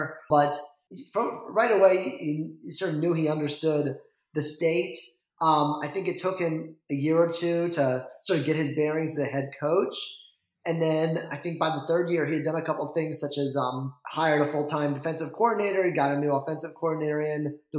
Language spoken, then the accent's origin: English; Vermont, United States; I grew up in Vermont for a while. And I think I was like one of five people in my high school who cared about college football.